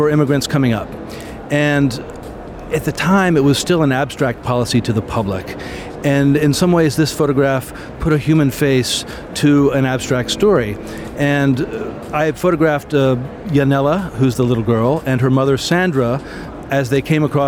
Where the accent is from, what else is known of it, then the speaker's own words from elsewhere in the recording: United States; moved away as an adult; also born or lived in Latin America / Mexico; I'm an American